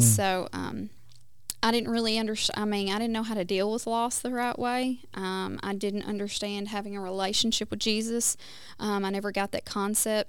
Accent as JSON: {"language": "English", "region": "West Tennessee", "country": "United States", "tie": "born or raised there", "moved": "yes", "lives_now": "Oklahoma, United States", "said": "I was born and raised in Tennessee, um, in West Tennessee."}